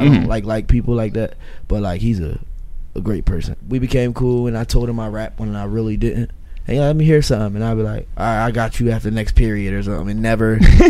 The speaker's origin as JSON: {"language": "English", "town": "Philadelphia", "region": "Pennsylvania", "country": "United States", "said": "Like I'm from like the Francisville area."}